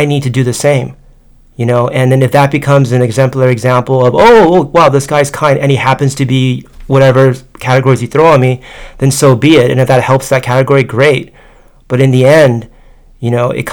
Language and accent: English; United States; accent: American; also born or lived in Tokyo; I'm American